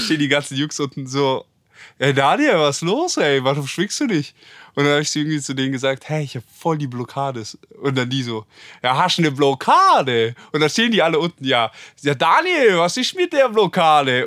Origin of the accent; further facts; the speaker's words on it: Germany; wir Deutschen sind richtig finanziell